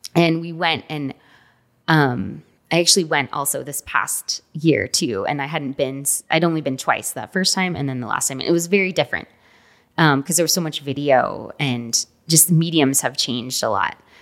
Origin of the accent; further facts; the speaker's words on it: Houston, Texas, United States; I was born in Houston, Texas.